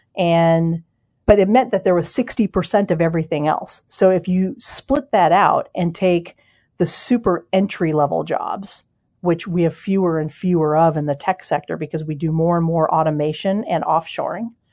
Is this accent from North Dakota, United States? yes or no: no; Denver, Colorado, United States; also born or lived in Ohio / Cincinnati, Ohio / East Coast; now in Seattle, United States; I'm from Denver originally, but lived on the East Coast for a lot of years